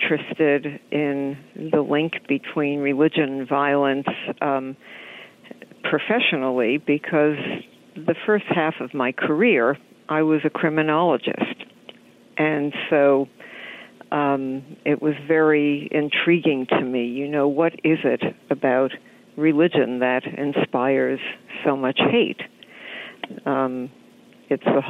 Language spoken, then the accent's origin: English; New York, United States; I'm a New Yorker too